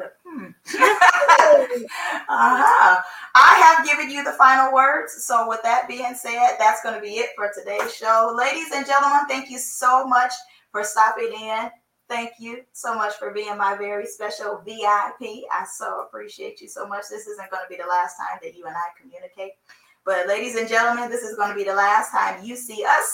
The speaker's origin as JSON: {"language": "English", "town": "Seattle", "region": "Washington", "country": "United States", "tie": "born or raised there", "moved": "yes", "lives_now": "South Florida, United States", "said": "I was born and raised in Seattle."}